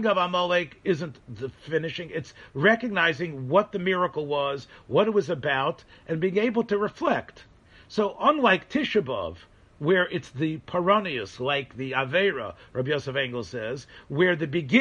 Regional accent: Memphis, Tennessee, United States; moved away; Memphis, Tennessee, which is where I'm from

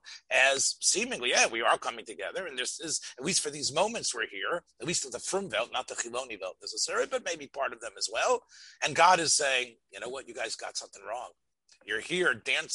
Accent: Union County, New Jersey, United States; moved away; I come from Union County in New Jersey

